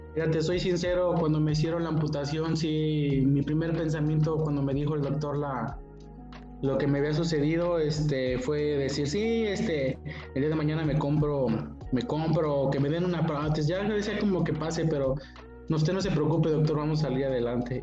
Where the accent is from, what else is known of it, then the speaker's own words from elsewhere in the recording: San Luis Potosí, Mexico; soy aquí originario de San Luis Potosí